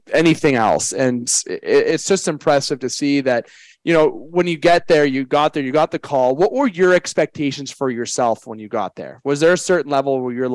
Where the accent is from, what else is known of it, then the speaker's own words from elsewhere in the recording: Canada; I'm a Canadian